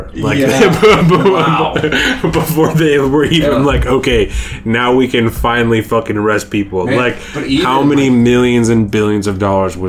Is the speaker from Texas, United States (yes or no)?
no; Bremerton, Washington, United States; when you're a young motherfucker growing up in Bremerton